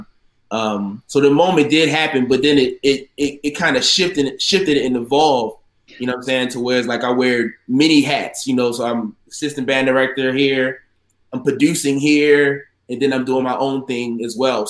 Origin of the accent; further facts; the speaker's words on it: Baltimore, Maryland, United States; now in Prince George's County, United States; My hometown is Baltimore, Maryland